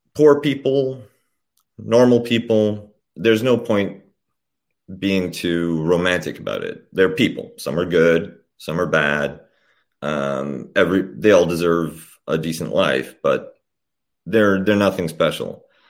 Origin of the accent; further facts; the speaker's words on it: Canada; also born or lived in Poland / Austria; I was born in Poland when it was still the People's Republic, and my family came over as refugees to Canada when I was young